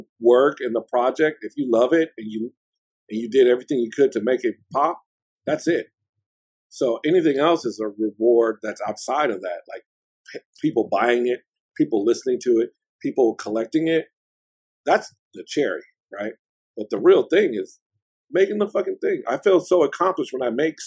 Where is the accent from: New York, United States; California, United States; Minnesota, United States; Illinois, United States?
California, United States; Oakland; I'm from Oakland and I'm always repping Oakland